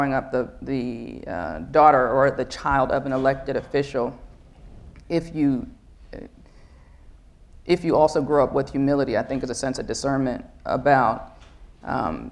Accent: Baltimore, Maryland, United States; I grew up in Northwest Baltimore, the daughter of a pediatrician

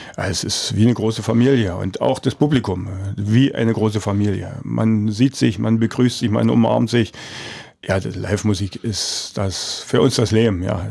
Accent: Forst, Brandenburg, Germany; ich bin in Forst geboren

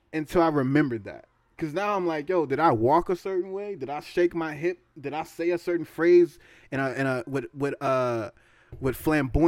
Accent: the Bay Area, California, United States; we're from the Bay

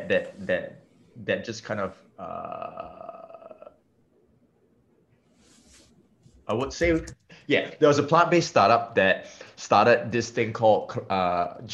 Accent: Singapore; being Singaporean and being Asian

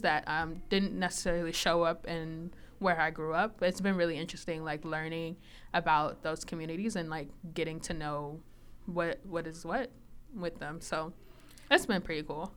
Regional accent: Chicago, Illinois, United States; moved away as an adult; now in Minnesota, United States; I grew up in Chicago, actually, um, Southside

